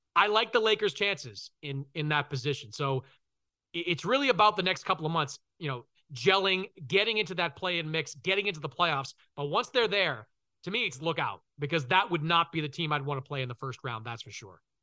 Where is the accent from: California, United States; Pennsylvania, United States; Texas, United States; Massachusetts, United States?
Massachusetts, United States; Boston; I'm from Boston